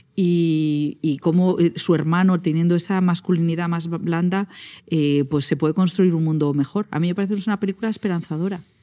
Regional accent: Val de San Lorenzo, Castile and León, Spain; mi pueblo, del Val San Lorenzo

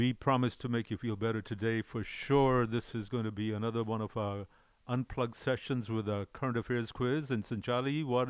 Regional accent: Delhi, India; now in Houston, United States; I'm from Delhi

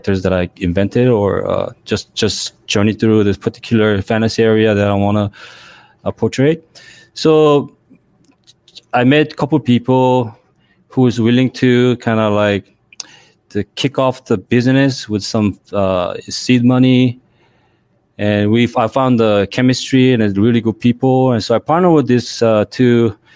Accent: South Korea; English is a second language; now in Los Angeles, United States; I was born in Korea, but I came to the States late 80s

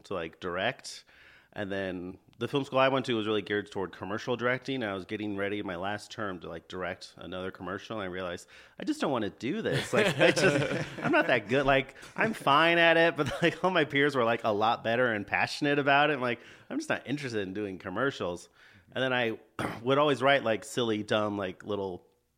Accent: San Jose, California, United States; moved away as an adult; now in Los Angeles, United States; I'm from Bay Area, San Jose, California. Okay. California native

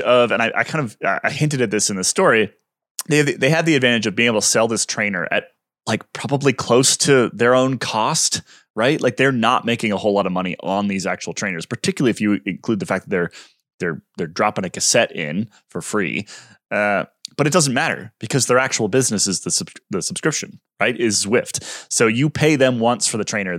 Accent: United States; as an American cycling fan

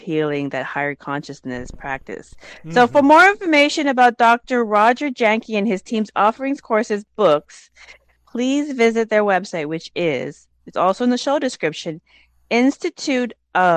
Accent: Laos; I'm from the Hmong tribe of Laos

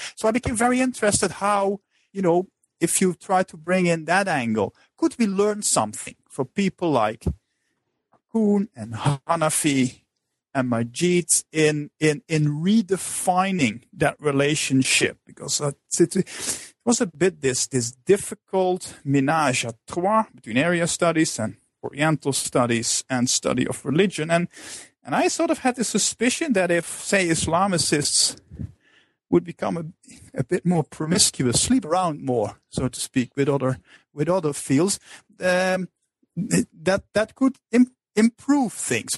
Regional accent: Netherlands; moved away as an adult; I'm originally from the Netherlands

